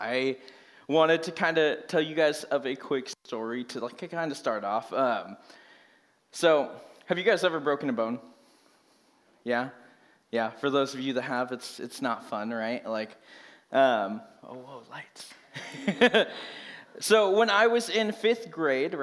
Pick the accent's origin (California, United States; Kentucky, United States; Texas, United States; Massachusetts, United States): California, United States; Merced; moved away as an adult; now in Reading, United States; I grew up in Merced, California